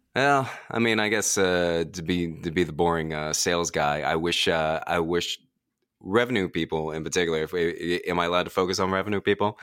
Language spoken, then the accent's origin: English; Washington, District of Columbia, United States; I go to Washington Post all the time, um, my hometown newspaper